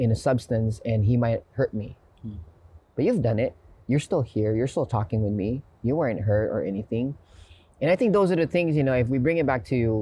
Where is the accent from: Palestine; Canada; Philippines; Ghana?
Philippines; now in United States; And I grew up in the Philippines, and growing up in the Philippines, I had to be street smart